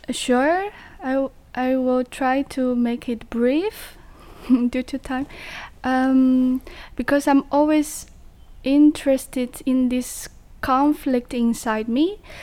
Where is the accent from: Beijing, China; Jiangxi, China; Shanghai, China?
Jiangxi, China; English is a second language; moved away as an adult; now in Netherlands; my hometown because I'm from Jiangxi in China